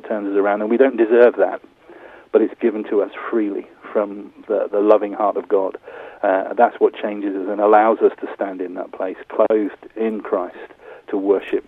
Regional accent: Corby, East Midlands, United Kingdom; now in Bournemouth, United Kingdom; my hometown of Corby

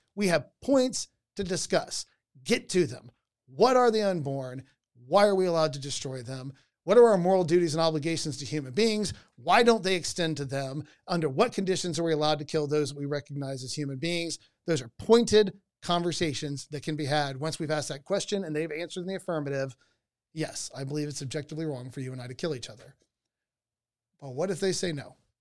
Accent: Georgia, United States; I grew up in Georgia

